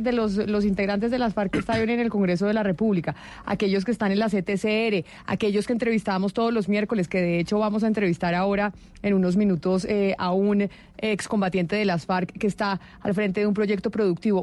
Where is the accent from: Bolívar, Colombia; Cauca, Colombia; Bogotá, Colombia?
Bogotá, Colombia; yo como bogotana